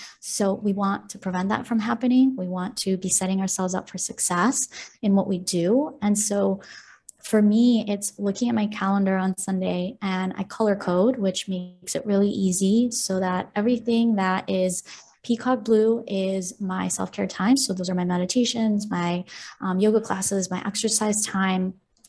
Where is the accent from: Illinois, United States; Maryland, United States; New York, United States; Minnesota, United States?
Illinois, United States; Chicago; also born or lived in Ukraine; I'm from Ukraine. So we moved in 2002. So Chicago is, I would say, my hometown.